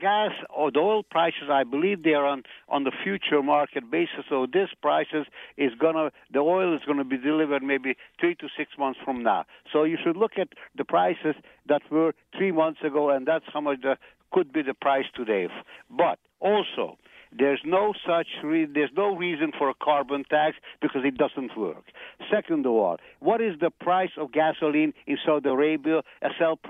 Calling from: Montreal, Quebec, Canada; I'm calling from Montreal.

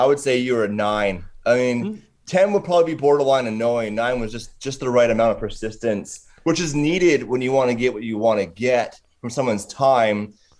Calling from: British Columbia, Canada; Yeah, so I'm in British Columbia. So we are Pacific Standard Time, same time zone as Los Angeles, which is thankful.

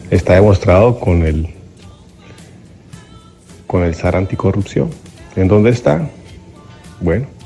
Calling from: Alabama, United States; Soy … de Alabama.

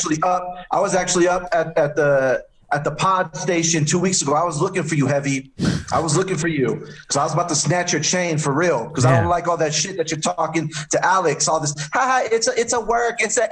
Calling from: Mexico City, Mexico; Hey, man, we're calling in from Mexico City.

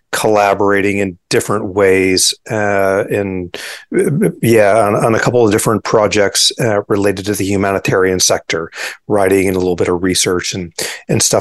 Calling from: Auburn, Washington, United States; to you live from Auburn, Washington. Uh, for those who don't know the Pacific Northwest, I say the Seattle

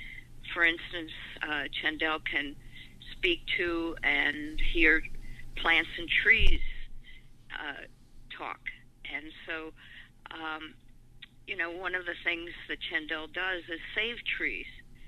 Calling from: Maui, Hawaii, United States; I am calling you from Maui in Hawaii.

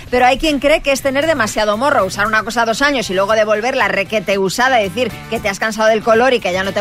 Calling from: Vitoria, Basque Country, Spain; Hola, buenos días … de Vitoria.

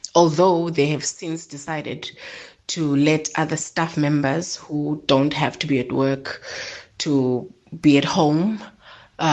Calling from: Eastern Cape, South Africa; I'm calling from the Eastern Cape.

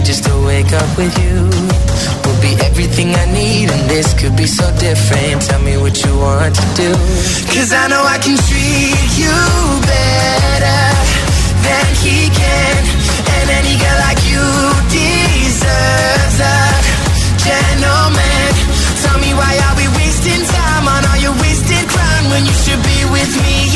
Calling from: Valencia, Valencian Community, Spain; A ver Hola … de Valencia.

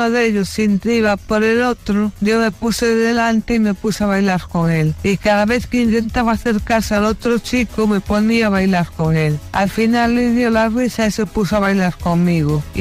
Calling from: Burgos, Castile and León, Spain; de Burgos.

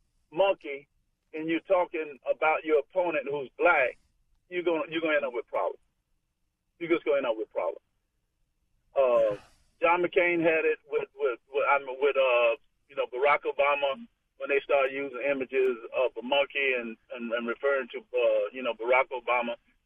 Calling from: Florida, United States; I just want you to know I'm calling from Florida

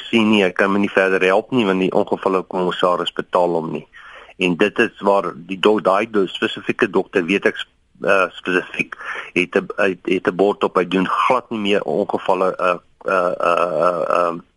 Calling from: Kroonstad, Free State, South Africa; Ek is ook hier van Kroonstad.

